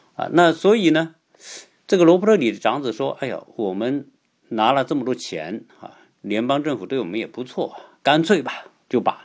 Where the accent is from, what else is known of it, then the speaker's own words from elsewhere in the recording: China; 我们中国人